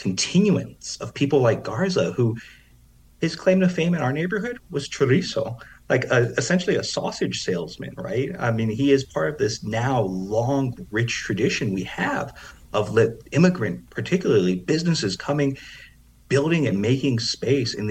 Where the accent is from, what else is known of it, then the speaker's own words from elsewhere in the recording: East Chicago, Indiana, United States; moved away; in my hometown of East Chicago, Indiana